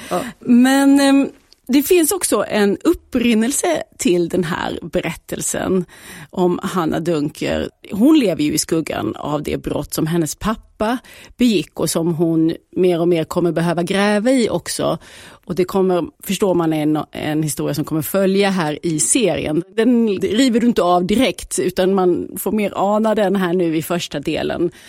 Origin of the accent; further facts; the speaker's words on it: Kalmar, Kalmar County, Sweden; born there; Ja, jag är ju född i Kalmar, ja. men mina föräldrar var stockholmare.